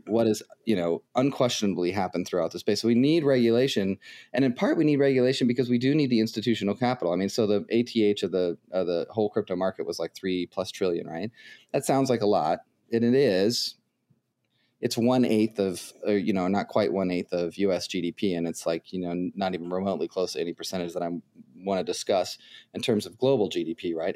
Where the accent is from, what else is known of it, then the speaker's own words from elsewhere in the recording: United States; also born or lived in Ohio; I'm an American